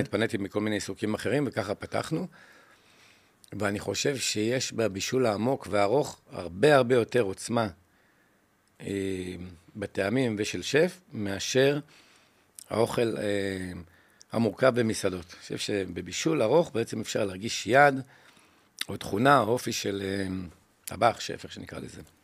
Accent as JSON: {"language": "Hebrew", "town": "Jerusalem", "region": "Jerusalem District", "country": "Israel", "tie": "born or raised there", "moved": "yes", "lives_now": "Ga'ash, Israel", "said": "אני גדלתי בקטמונים"}